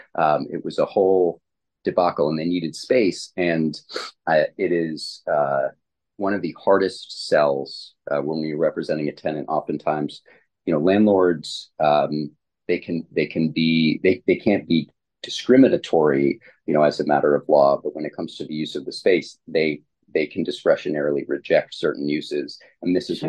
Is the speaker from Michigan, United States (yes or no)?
yes; Ann Arbor, Michigan, United States; I was born and raised in the Ann Arbor, Ypsilanti area